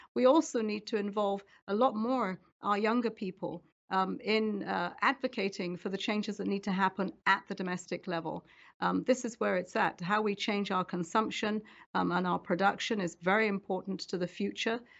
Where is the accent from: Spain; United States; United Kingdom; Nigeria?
Nigeria; around Lake Chad, Northeast Nigeria; moved away; I grew up there around Lake Chad